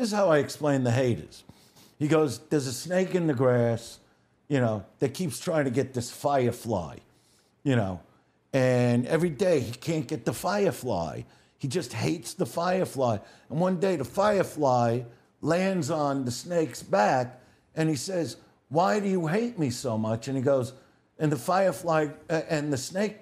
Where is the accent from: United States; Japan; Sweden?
United States; New York City, New York; I'm a guy from Brooklyn